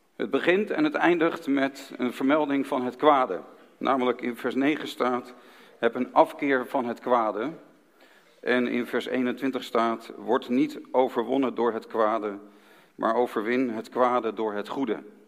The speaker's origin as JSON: {"language": "Dutch", "town": "Haarlem", "region": "North Holland", "country": "Netherlands", "tie": "born or raised there", "said": "in Haarlem, de stad waar ik ben geboren"}